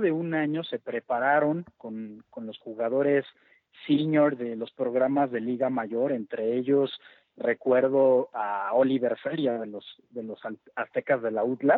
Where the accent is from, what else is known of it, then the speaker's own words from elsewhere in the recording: Mexico; como mexicanos